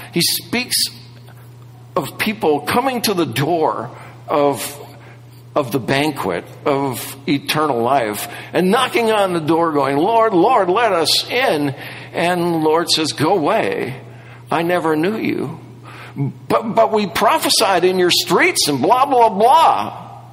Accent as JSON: {"language": "English", "region": "Wisconsin", "country": "United States", "tie": "born or raised there", "moved": "yes", "said": "I grew up in Wisconsin"}